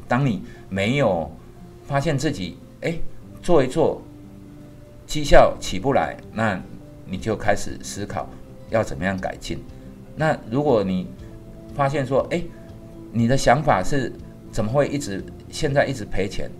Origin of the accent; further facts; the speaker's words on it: Taiwan; 我是台湾人啊